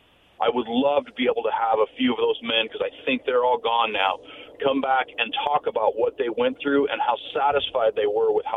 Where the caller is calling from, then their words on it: Yakima, Washington, United States; from Yakima.